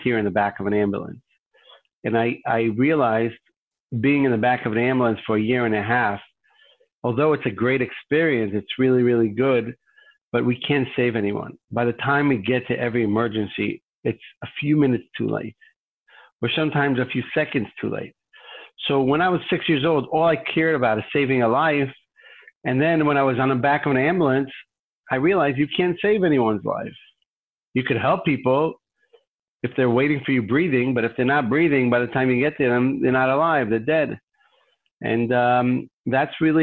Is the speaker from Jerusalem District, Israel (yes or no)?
yes; Jerusalem, Jerusalem District, Israel; I grew up in Jerusalem and a little neighborhood near Yad Vashem